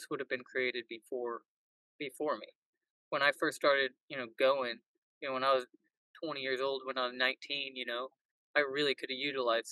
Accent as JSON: {"language": "English", "region": "Missouri", "country": "United States", "tie": "born or raised there"}